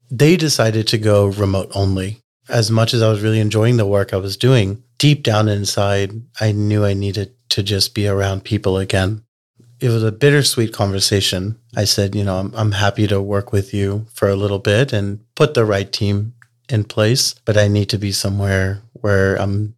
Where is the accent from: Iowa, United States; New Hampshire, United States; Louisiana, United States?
Louisiana, United States; New Orleans; now in Texas, United States; I pretty much have been in Texas for uh, about last 20 years, but I was born and raised in New Orleans.